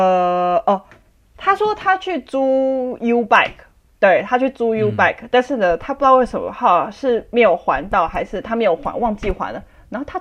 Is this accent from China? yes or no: no; Taiwan; 我是台湾人